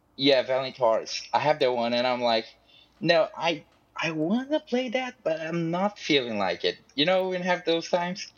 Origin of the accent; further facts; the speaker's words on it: Brazil; I'm from Brazil